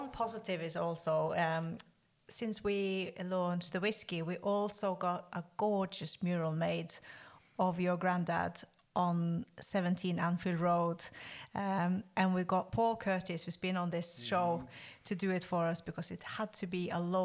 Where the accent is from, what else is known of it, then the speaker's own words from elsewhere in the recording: Norway; my home country, Norway